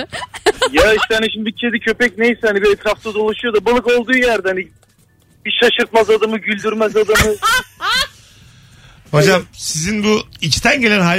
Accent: Bursa, Turkey; 700 yıllık Bursa'da çınar? 700 yıllık çınarın dibinde büyüdüm

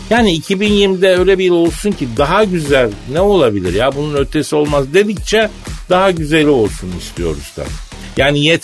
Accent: Elazığ, Elazığ Province, Turkey; born there; Elazığ doğumluyum abi ben.

